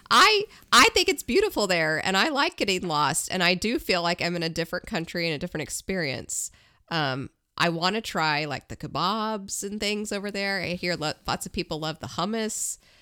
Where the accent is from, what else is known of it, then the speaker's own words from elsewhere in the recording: United States; I am an American